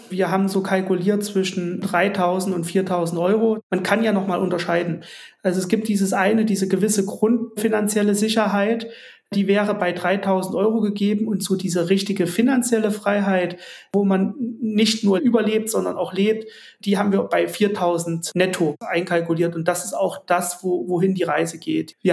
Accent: Jena, Thuringia, Germany; der Garagenkomplex stand im größten Wohngebiet in Jena, wo ich herkomme.

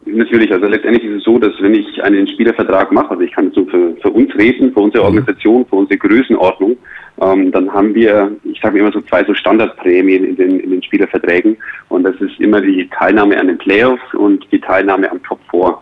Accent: Ansbach, Bavaria, Germany; now in Bayreuth, Germany; meine Heimat, ich komme aus Ansbach ursprünglich, also aus äh, aus Mittelfranken

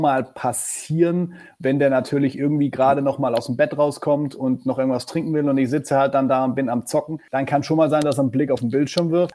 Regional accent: Black Forest, at the foot of the Feldberg, Baden-Württemberg, Germany; ich komme aus dem Schwarzwald. Ich bin geboren ja. am Fuße des Feldbergs. Das ist so ein bisschen südöstlicher von Freiburg.

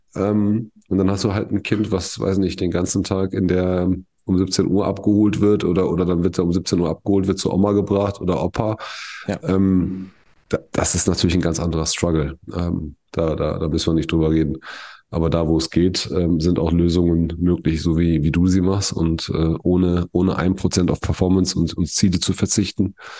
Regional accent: Germany; bei uns in Deutschland

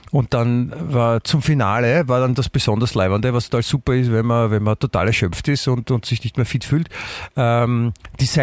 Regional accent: Germany; sicher, ich bin Deutscher.

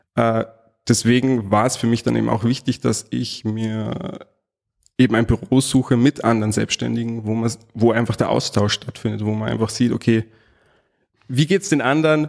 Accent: Salzburg, Austria; accent: hochdeutsch; ich bin gebürtiger Salzburger, geboren und aufgewachsen

